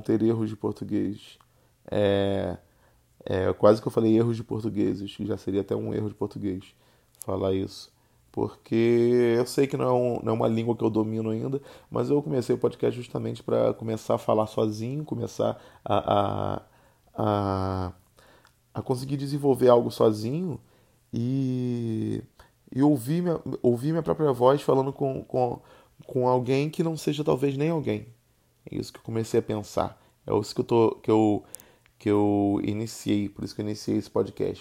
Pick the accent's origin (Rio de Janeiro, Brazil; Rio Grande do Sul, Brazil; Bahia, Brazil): Rio de Janeiro, Brazil; accent: carioca; eu não escolhi ter o sotaque carioca. Eu simplesmente tenho um sotaque carioca.